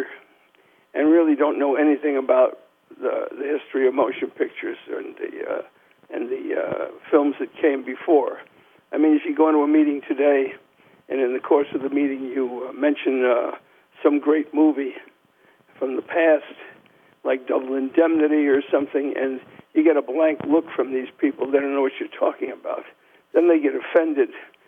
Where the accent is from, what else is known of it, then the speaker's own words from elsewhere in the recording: New York City, New York, United States; when I grew up in New York